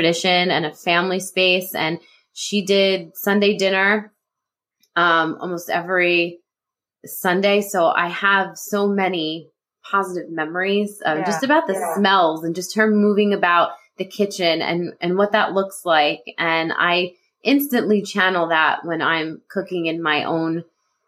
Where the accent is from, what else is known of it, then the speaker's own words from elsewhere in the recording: New Jersey, United States; I'm a Jersey girl through and through, North Jersey.